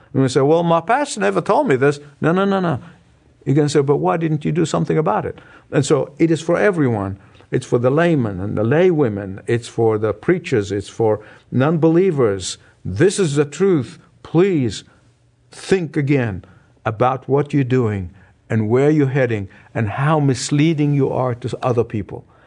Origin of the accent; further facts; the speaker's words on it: Egypt; moved away; my hometown, the country of Egypt